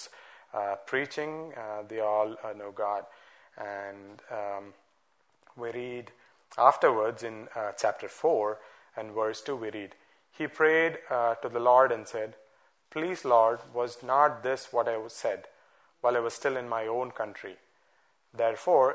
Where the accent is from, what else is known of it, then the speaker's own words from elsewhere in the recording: Bangalore, Karnataka, India; Growing up in Bangalore